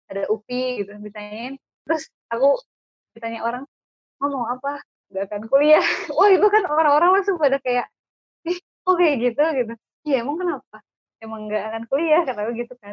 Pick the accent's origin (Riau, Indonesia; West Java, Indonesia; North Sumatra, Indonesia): West Java, Indonesia; Bandung; dari perkenalan aja mungkin uh, udah ketahuan ya. Uh, aku dari Bandung.